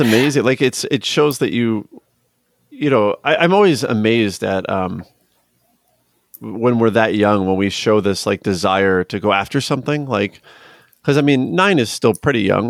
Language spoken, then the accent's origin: English; Chicago area, Illinois, United States; I'm from the Chicago area, I'm from Illinois.